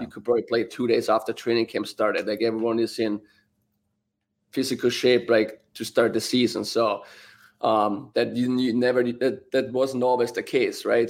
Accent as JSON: {"language": "English", "country": "Austria", "moved": "yes"}